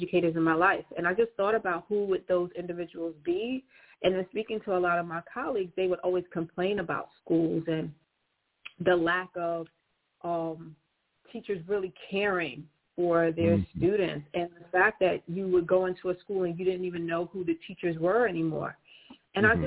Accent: New York City, New York, United States; I am born and raised in Brooklyn

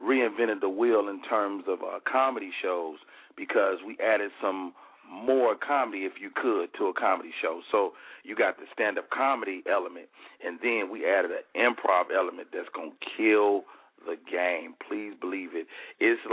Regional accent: Chicago, Illinois, United States; moved away; my hometown

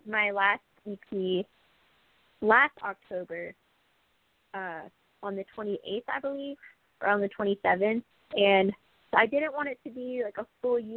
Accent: Washington, United States; moved away; also born or lived in Tennessee; my hometown in Washington State.

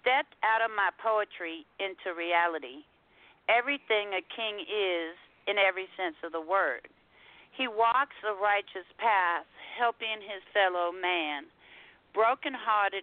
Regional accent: San Francisco, California, United States; moved away as an adult; now in Houston, United States; I'm originally from San Francisco, California. I spent the first 39 years of my life there, and I've been now in Houston 17

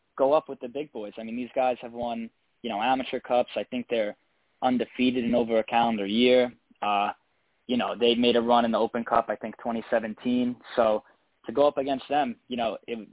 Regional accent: United States; I'm from America

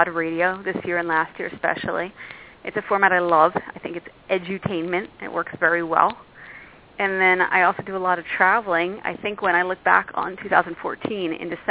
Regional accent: Philadelphia, Pennsylvania, United States; now in New York, United States; I came from Philadelphia. I live in New York.

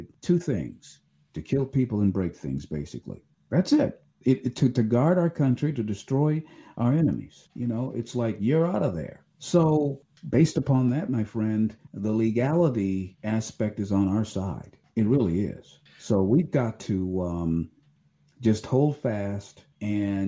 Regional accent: Ohio, United States; my home state of Ohio

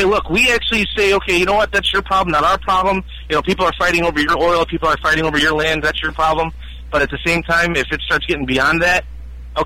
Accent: United States; as an American citizen

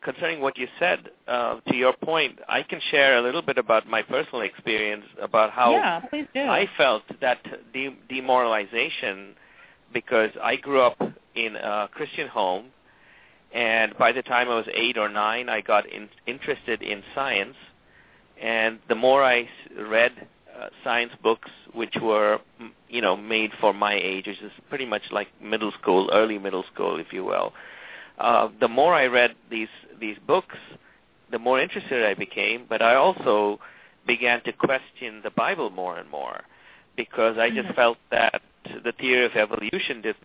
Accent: Tamil Nadu, India; moved away; I'm from South India. I'm from the southeastern state, which is Tamil Nadu.

